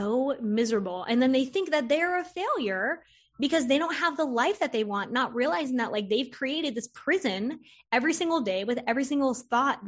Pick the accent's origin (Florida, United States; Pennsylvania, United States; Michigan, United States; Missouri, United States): Florida, United States; I grew up in Florida